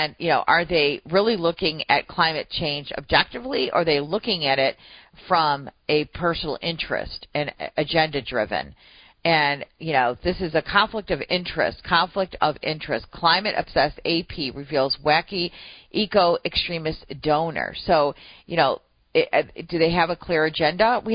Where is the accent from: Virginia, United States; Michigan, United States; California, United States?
Michigan, United States; Detroit; my hometown